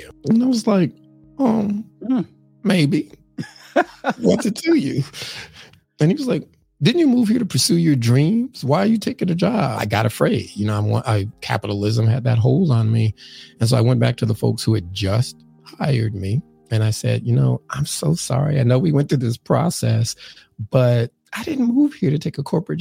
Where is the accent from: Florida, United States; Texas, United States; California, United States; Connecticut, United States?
California, United States; Los Angeles; born or raised there; also born or lived in St. Louis, Missouri; now in New York City, United States